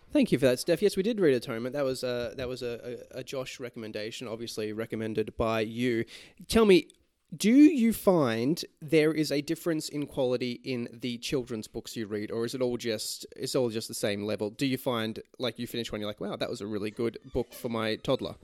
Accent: Australia; we are Australian patriots

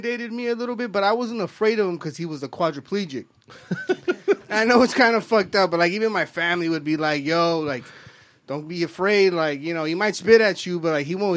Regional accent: East Los Angeles, California, United States; I'm born and raised in East Los Angeles

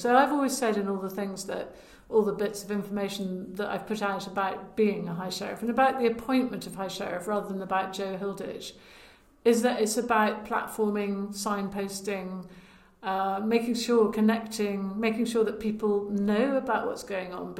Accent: Lyonshall, West Midlands, United Kingdom; Well, I'm from Herefordshire. I'm from Lionsall

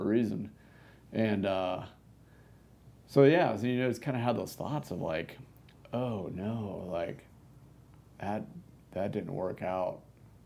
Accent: United States; as an American

